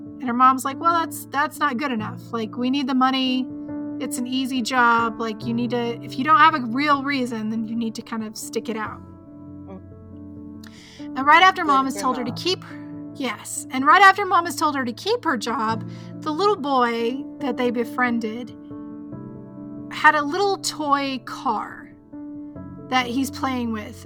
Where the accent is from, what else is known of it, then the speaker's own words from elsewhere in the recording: the South, United States; I am from the South.